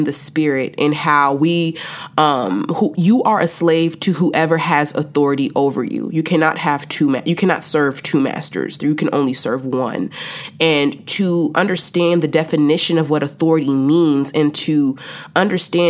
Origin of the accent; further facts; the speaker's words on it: Chicago, Illinois, United States; moved away as an adult; now in Texas, United States; I went back home to the Shy for the summer